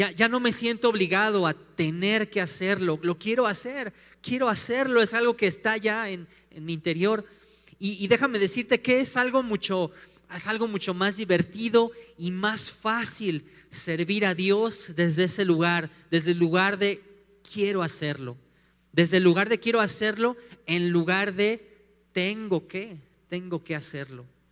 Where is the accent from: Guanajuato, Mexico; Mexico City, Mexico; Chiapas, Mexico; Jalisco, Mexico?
Mexico City, Mexico; also born or lived in Morelia; now in León, Mexico; nosotros somos de la Ciudad de México, nos fuimos a vivir a Morelia unos años